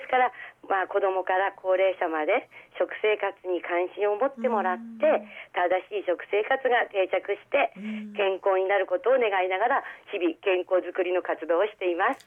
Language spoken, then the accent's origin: Japanese; Hokkaido, Japan; also born or lived in Aomori Prefecture; now in Aomori, Japan; 私はですね1956年の北海道生まれです。はい。道産子なんですね